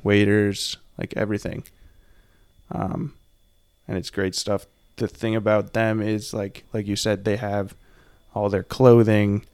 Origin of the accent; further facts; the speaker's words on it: Burlington, Vermont, United States; also born or lived in Bozeman, Montana; now in Portland, United States; I'm from Vermont, and then I moved to Montana